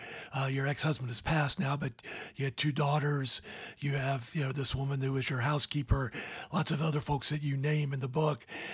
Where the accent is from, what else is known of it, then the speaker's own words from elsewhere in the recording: Georgia, United States; There's a private school in my hometown down in Georgia